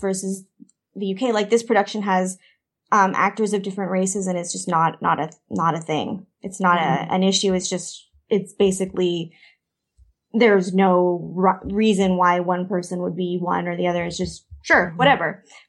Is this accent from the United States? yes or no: no; Canada; accent: Canadian; I'm like, no, I definitely have a Canadian accent. And I've had Americans tell me, oh, you just sound like us. And I'm like, no, I definitely sound Canadian.